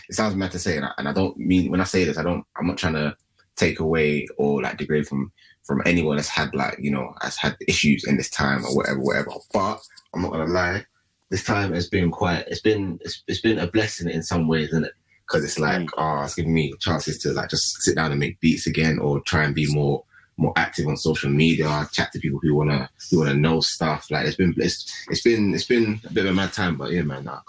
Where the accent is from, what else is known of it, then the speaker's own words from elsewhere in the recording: edge of South West London / Surrey, United Kingdom; I'm literally on the edge of Southwest London, to where it starts being Surrey. Basically, that's kind of where I grew up in it.